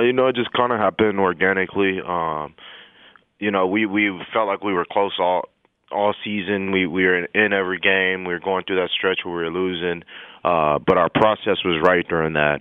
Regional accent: El Paso, Texas, United States; moved away; I'm from El Paso, Texas

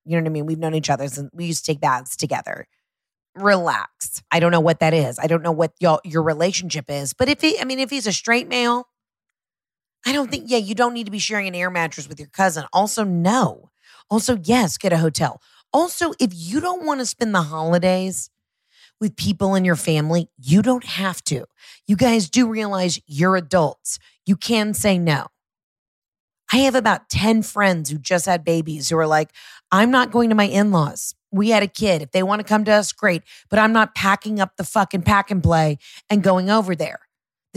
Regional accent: Georgia, United States; I'm from Georgia

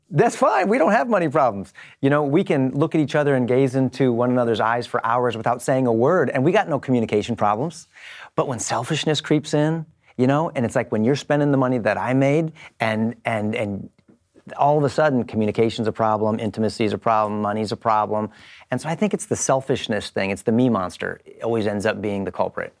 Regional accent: Los Angeles, California, United States; I'm from Los Angeles

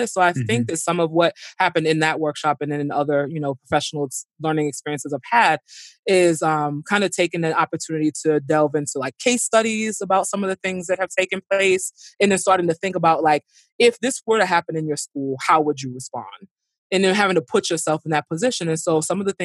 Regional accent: New York City, New York, United States; I grew up in Brooklyn. You know, I grew up in Flatbush

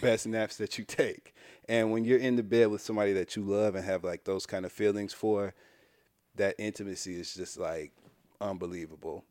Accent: Midwest, United States; from the Midwest

